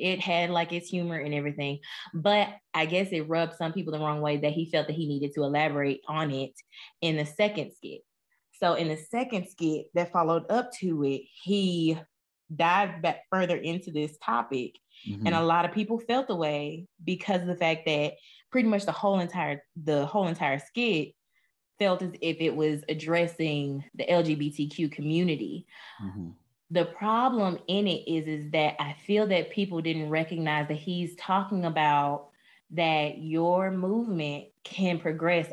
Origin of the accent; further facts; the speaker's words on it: the South, United States; growing up in the South and then being a person of color